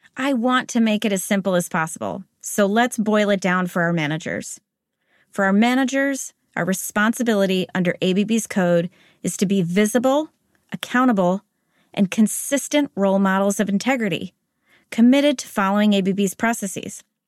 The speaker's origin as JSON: {"language": "English", "country": "United States", "tie": "born or raised there", "also_born_or_lived": "Spain", "accent": "American", "moved": "as an adult", "lives_now": "Zurich, Switzerland", "said": "I was raised in the United States, so this is an American accent that you're hearing"}